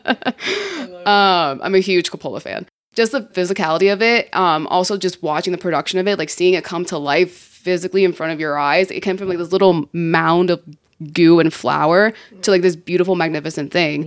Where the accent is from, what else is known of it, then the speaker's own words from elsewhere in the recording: Miami, Florida, United States; also born or lived in San Juan, Puerto Rico; growing up in Miami in the nineties